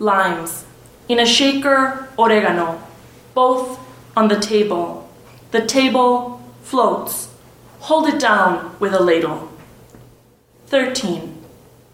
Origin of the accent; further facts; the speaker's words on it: El Paso, Texas, United States; also born or lived in Ciudad Juárez, Mexico; growing up in El Paso Juarez